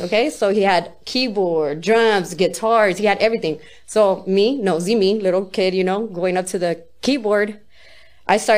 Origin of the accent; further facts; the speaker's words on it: Tujunga, California, United States; Tahunga, California